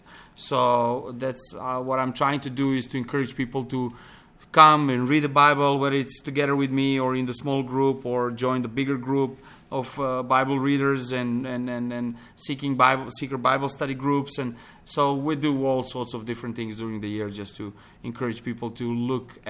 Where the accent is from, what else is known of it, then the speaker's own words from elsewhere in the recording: Pančevo, Vojvodina, Serbia; English is a second language; moved away as an adult; also born or lived in Belgrade; now in Montenegro; I grew up in Belgrade, one close town to, small town to Belgrade called Pančevo.